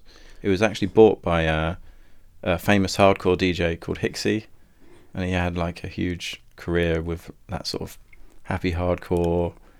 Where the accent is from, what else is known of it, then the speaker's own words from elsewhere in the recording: Southampton, South East England, United Kingdom; when I have a gig in my hometown